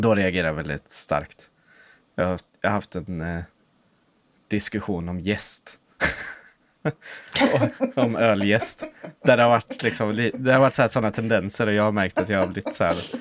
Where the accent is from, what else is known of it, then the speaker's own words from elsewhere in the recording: Östergötland, Sweden; vi är från Östergötland, liksom. Släkten